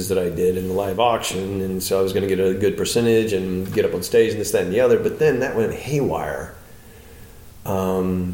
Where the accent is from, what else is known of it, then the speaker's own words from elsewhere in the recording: Florida, United States; now in Los Angeles, United States; I'm from Florida